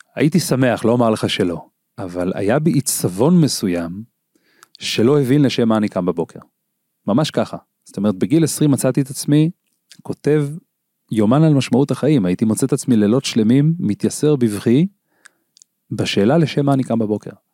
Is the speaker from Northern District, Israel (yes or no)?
yes; Ginosar, Northern District, Israel; אני גדלתי בקיבוץ גינוסר.